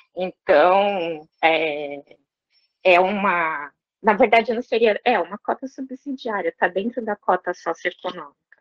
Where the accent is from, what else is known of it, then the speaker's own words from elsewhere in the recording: São Paulo, Brazil; moved away as an adult; also born or lived in Franca; eu nasci em São Paulo, né? Nos num bairro que é um bairro tradicionalmente